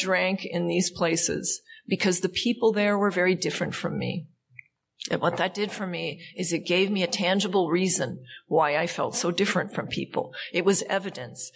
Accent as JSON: {"language": "English", "region": "Montana", "country": "United States", "tie": "born or raised there", "moved": "yes", "lives_now": "California, United States", "said": "I grew up in Montana"}